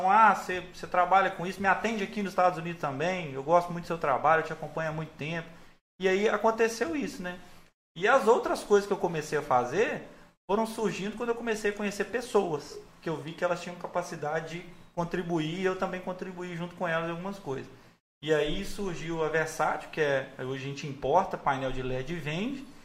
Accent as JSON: {"language": "Portuguese", "town": "Resplendor", "region": "Minas Gerais", "country": "Brazil", "said": "Eu sou de Resplendor."}